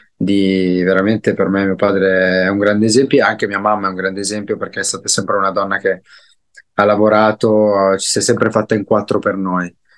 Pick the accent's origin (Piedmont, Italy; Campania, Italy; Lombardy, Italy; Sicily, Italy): Lombardy, Italy; Nova Milanese; also born or lived in Desio; io sono cresciuto a Nova Milanese, un paesino in Brianza. Sono nato a Desio, ma sono cresciuto a Nova Milanese.